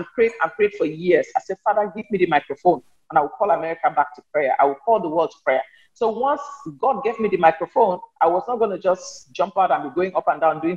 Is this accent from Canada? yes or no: no; Cameroon; moved away as an adult; also born or lived in Nigeria / New York / Alexandria, Louisiana; now in United States; I'm from Cameroon. I'm a Cameroonian American